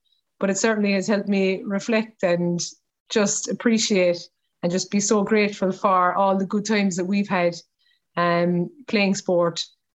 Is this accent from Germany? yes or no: no; Cork, Munster, Ireland; when I was a child growing up in Cork